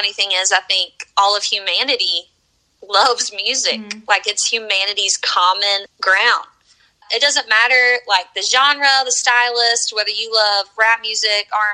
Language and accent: English; the South, United States; also born or lived in North Carolina / South Carolina; I grew up in church here in the South. I'm from North Carolina.